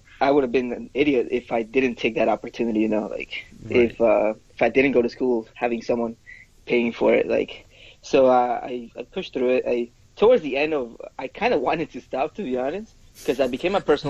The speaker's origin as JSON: {"language": "English", "country": "Ecuador", "tie": "born or raised there", "first_language": "Spanish", "second_language": "English", "moved": "yes", "said": "So I am originally from Ecuador. I was born there."}